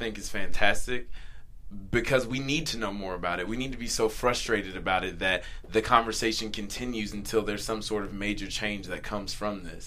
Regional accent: North Carolina, United States; also born or lived in the South; now in Los Angeles, United States; we're both from North Carolina. Yeah. He and I, you know, we both had similar accents, and whenever I get around him, my accent gets thicker and thicker and thicker

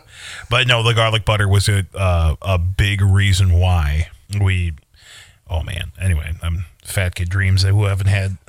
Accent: Eagan, United States; moved away; So we Ubered to Egan, my hometown.

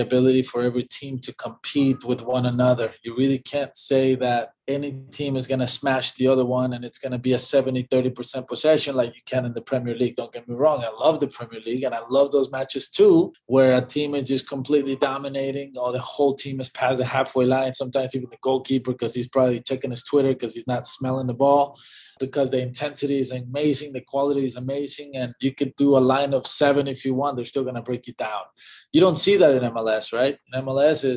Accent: Mexico; moved away; also born or lived in Texas; I was born in Mexico

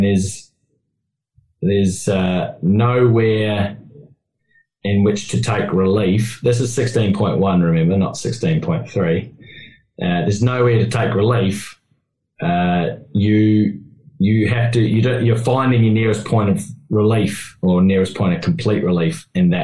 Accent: New Zealand; I'm a Kiwi

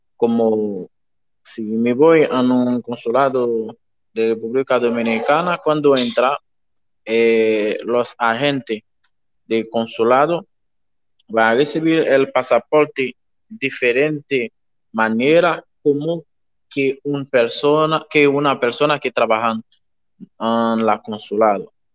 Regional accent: Haiti; now in Mexico; Soy haitiano, vivo en México.

